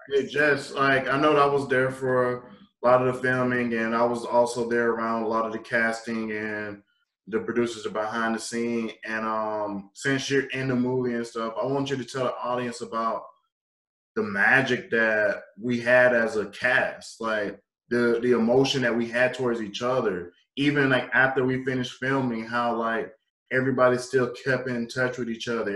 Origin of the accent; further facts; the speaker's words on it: Marion, South Carolina, United States; also born or lived in Florence, South Carolina / Myrtle Beach, South Carolina; we're all from Marion. I was born in Florence, so then like my stomping ground became Myrtle Beach